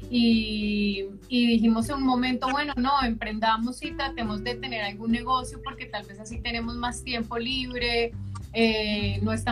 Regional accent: Bogotá, Colombia; moved away as an adult; now in Buenos Aires, Argentina; sí, yo soy de Bogotá.

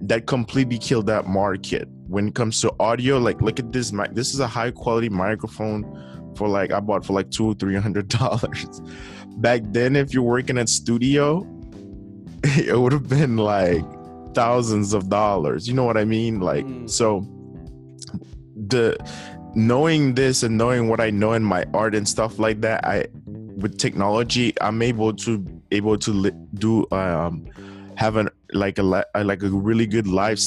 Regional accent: Haiti; first language Haitian Creole, French; English is a second language; now in United States; I'm an islander. I'm from Haiti. I came in this country

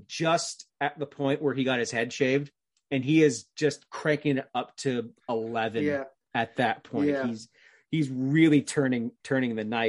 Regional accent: Canada; because I'm of course, being Canadian, like, Owen Hart is my number one favorite wrestler of all time

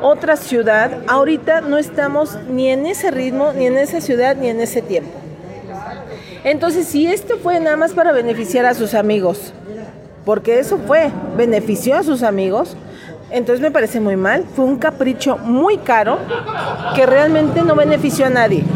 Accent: Lagos de Moreno, Jalisco, Mexico; en este pueblo no hay artistas y nos cacareamos de que somos la Tena de Jalisco

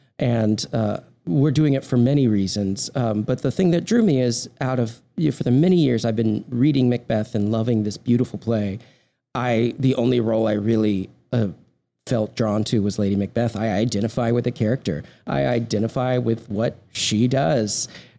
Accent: Texas, United States; That and the fact that I am from Texas.

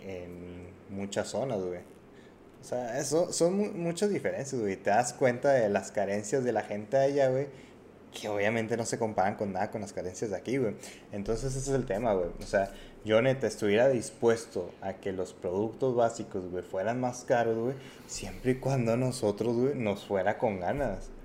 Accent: Mexico; nosotros, güey, como mexicanos

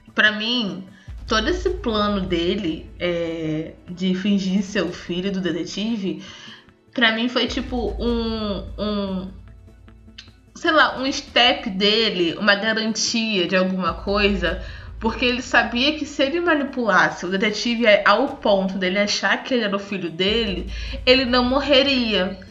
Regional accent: Brazil; eu sou brasileira pelo português

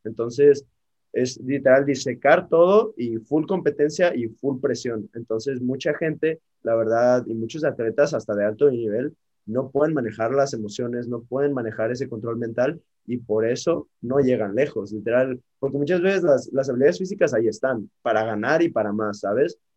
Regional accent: Mexico; cómo somos todos como mexicanos

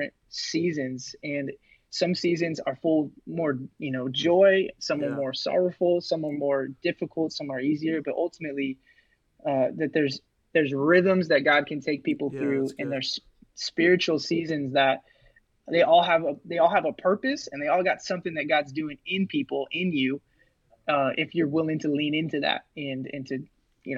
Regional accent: Rocklin, California, United States; moved away as an adult; also born or lived in Modesto, California; now in Olympia, United States; I grew up in the Rockland area of California, which is right outside of Sacramento

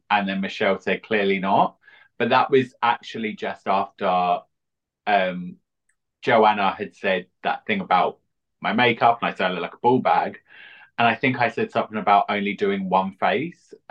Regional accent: East of England, United Kingdom; now in London, United Kingdom; Originally from Essex, but now I'm in East London.

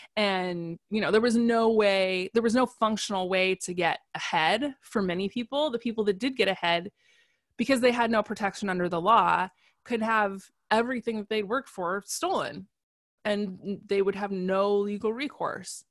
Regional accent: United States; I'm an American

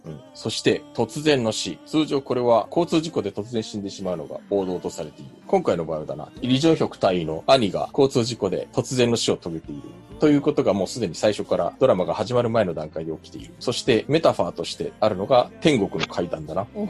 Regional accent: Japan; also born or lived in South Korea; 日本生まれ、韓国在住経験あり、そろそろ仕事やプライベートでまた行ったり来たりできるかなと期待している日本人

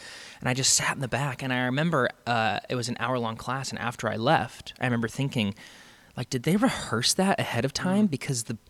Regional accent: Spokane, Washington, United States; I grew up, I moved a lot when I was a kid. And so I ended up settling in like Spokane, Washington, right outside of Spokane, Washington, when I was like in late middle school.

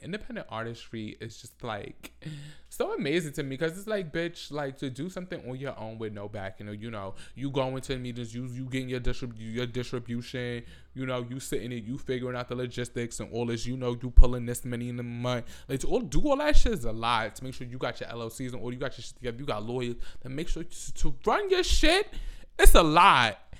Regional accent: New York City, New York, United States; I'm from the Bronx.

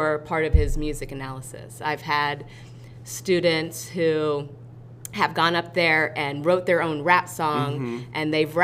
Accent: Iowa, United States; now in Batesville, United States; I'm from Iowa. I'm from a small, small town.

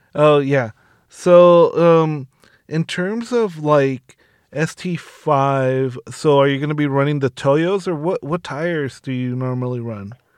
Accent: Southern California, United States; I'm from SoCal

